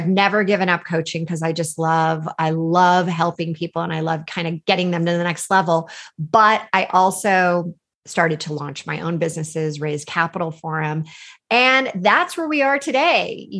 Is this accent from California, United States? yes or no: yes; California, United States; I grew up in California. I had this amazing opportunity to really get involved in the Silicon Valley.